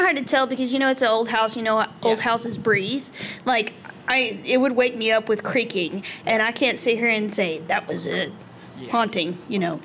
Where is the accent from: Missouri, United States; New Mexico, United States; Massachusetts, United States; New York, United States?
New Mexico, United States; between Lovington and Tatum, near Roswell; I grew up in between what's called Lovington and Tatum